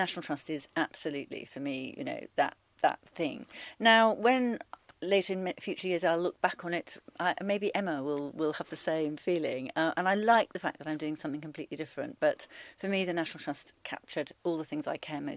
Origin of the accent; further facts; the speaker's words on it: Rugby, West Midlands, United Kingdom; moved away as an adult; also born or lived in Alston, Cumbria; We came down to Rugby when I was about five, and I went to Rugby High School for girls